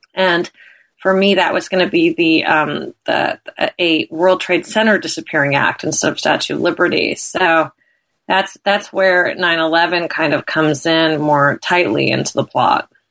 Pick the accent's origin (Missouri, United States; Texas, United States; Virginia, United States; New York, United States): New York, United States; as a New Yorker